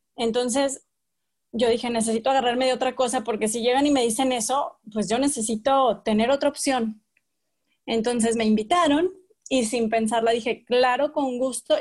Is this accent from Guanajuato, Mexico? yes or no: no; Torreón, Coahuila, Mexico; yo soy de Torreón